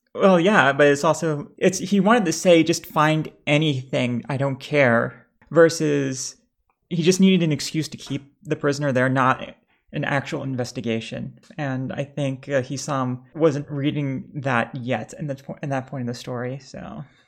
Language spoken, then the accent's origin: English; New York, United States; "Oh, New York," because that's where I was raised.